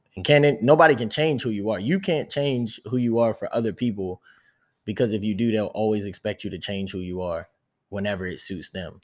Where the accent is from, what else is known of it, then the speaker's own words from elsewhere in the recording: United States; first language English; I'm American, I'm not French.